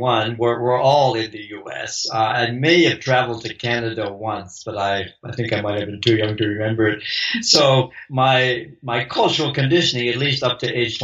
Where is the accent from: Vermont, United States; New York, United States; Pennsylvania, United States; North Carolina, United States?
Vermont, United States; also born or lived in Wyoming / Morocco; now in Baltimore, United States; I come from the U.S., originally from New England, which is the state of Vermont